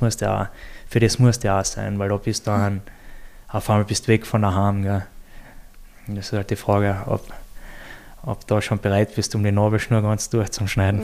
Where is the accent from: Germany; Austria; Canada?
Austria; bei uns in Österreich